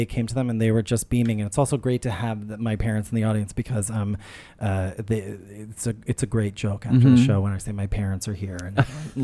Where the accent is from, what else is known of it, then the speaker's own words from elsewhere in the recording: New Orleans, Louisiana, United States; also born or lived in upstate New York; now in New York, United States; I'm from New Orleans.